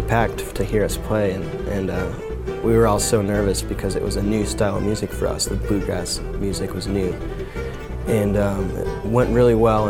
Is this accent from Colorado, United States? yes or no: yes; Golden, Colorado, United States; growing up in Golden was really neat because you had the small town feel, but you had so much character in the town. I lived in the historic district, and so my house was literally 100 years old.